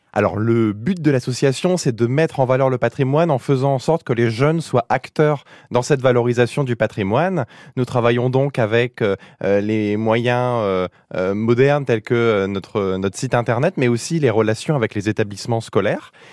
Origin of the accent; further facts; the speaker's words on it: Picardy, Hauts-de-France, France; je suis un Picard